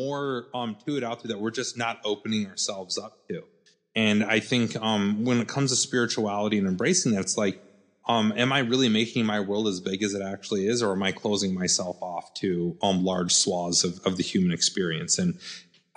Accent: South Dakota, United States; moved away; So I showed back up in here on South Dakota, my hometown

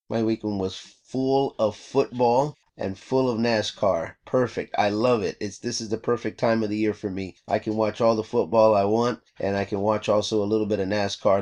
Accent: Texas, United States; now in California, United States; I grew up in Texas

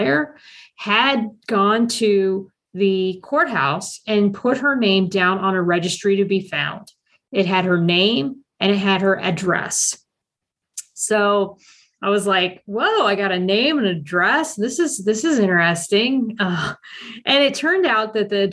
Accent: Columbus, Ohio, United States; I'm originally from Columbus, Ohio, and I was adopted through Catholic Social Services

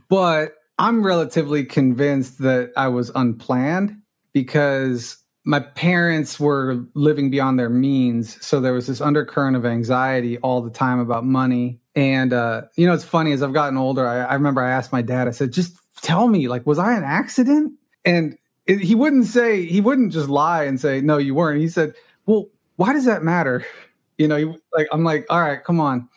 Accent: Los Angeles, California, United States; first language Spanish; English is a second language; I grew up in Los Angeles. I'm a rare native Angeleno

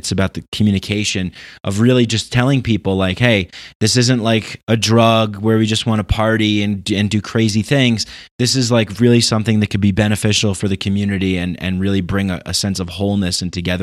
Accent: New York, United States; also born or lived in Peru; now in Denver, United States; I'm from New York.

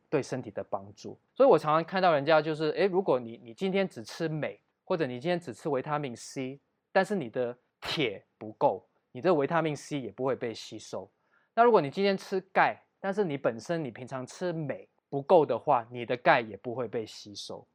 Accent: Taiwan; 我们亚洲人或者我们台湾人的体能可能比较比起黑人或者比起欧美的白人可能比较逊色

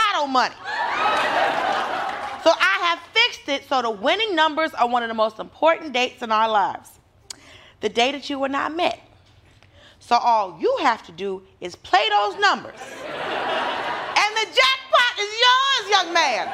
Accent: Georgia, United States; I'm from Georgia

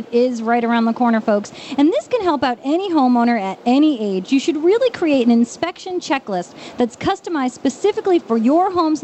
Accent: Long Island, New York, United States; accent: Long Island; my Long Island accent

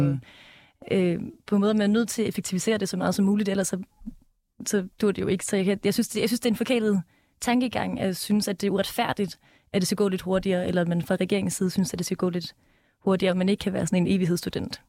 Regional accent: Denmark; vi er vokset op i Danmark

